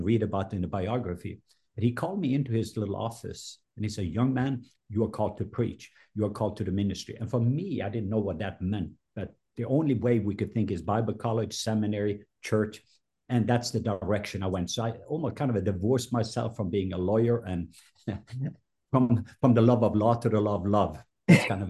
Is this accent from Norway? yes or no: yes; Norway; now in Atlanta, United States; I was born in Norway